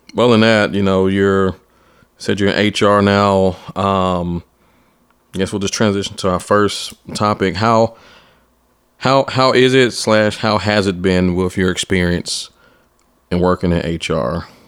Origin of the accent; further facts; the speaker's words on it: Atlanta, Georgia, United States; I'm from Atlanta too